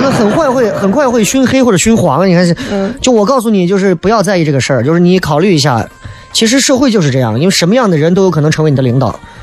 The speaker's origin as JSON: {"language": "Chinese", "town": "Xi'an", "region": "Shaanxi", "country": "China", "said": "这可能跟我们的历史绵长有关系，就很多西安人骨子里头"}